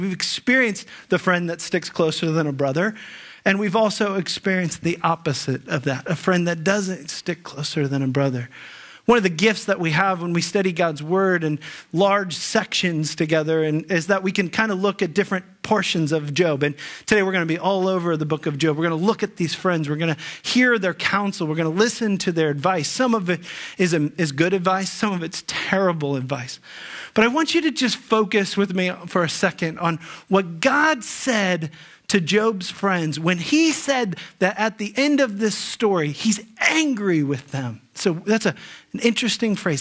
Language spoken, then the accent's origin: English; Dayton, Ohio, United States; I grew up in the Dayton area